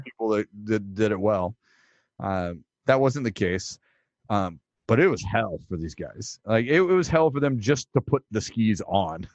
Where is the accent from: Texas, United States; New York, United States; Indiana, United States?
Texas, United States; I'm from Texas